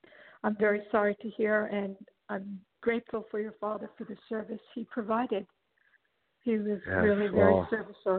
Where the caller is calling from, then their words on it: Los Angeles, California, United States; I'm calling from Los Angeles.